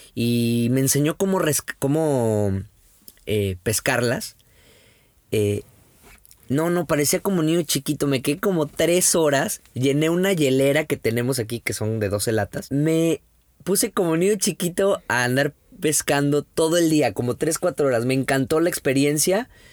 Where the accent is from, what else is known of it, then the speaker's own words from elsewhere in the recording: Mexico; como buen mexicano